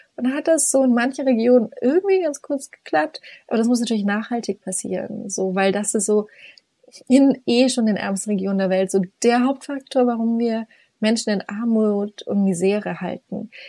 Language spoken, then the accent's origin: German; Upper Franconia, Bavaria, Germany; moved away as an adult; also born or lived in Oxford, England; ich bin hier gerade in diesem herrlichen kleinen 80 Einwohnerdorf, ähm, wo ich aufgewachsen bin